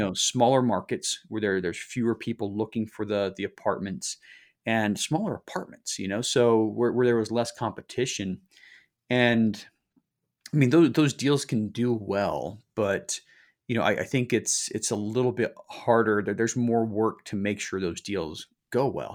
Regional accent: Salt Lake City, Utah, United States; moved away; also born or lived in Southern California; I grew up in Salt Lake City

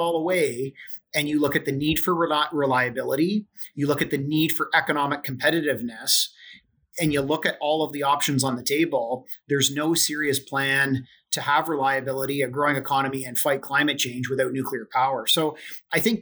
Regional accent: Ontario, Canada; as an Ontarian and as a Canadian

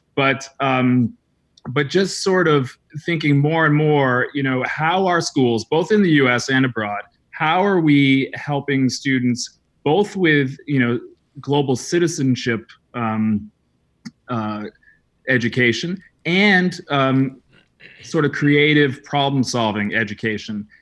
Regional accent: New England, United States; moved away as an adult; also born or lived in Salzburg, Austria / Croatia / Paris, France; I grew up in New England, small town New England

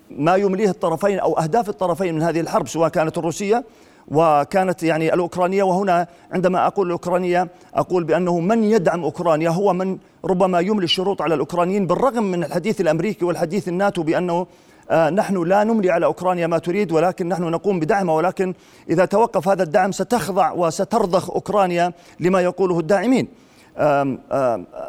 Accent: Jordan

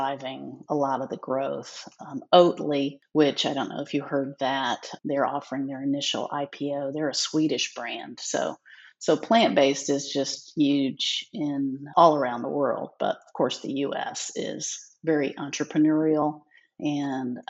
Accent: Jacksonville, Florida, United States; moved away as an adult; also born or lived in New York City; I grew up in Jacksonville, Florida

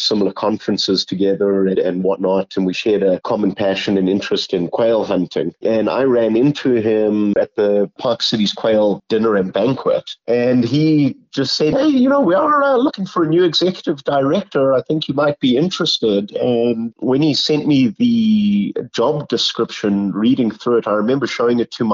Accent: Zimbabwe; also born or lived in Botswana / South Africa; now in Texas, United States; was born and raised in Zimbabwe. My parents moved across into the neighboring country of Botswana probably in the mid-80s and grew up in the safari industry

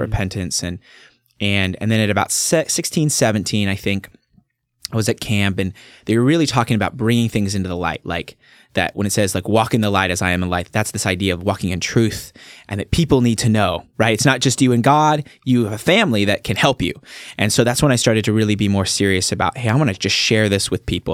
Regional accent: Staten, 15 miles east of Salem, Oregon, United States; I was born and raised in Staten, which is where I live now.

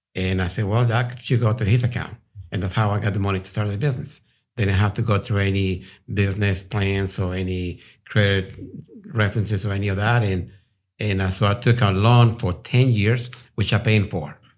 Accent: Colombia; moved away as an adult; also born or lived in Rhode Island, United States / Houston, Texas, United States; now in Texas, United States; I'm from South America, Colombia. Uh, I came over here when I was eighteen.

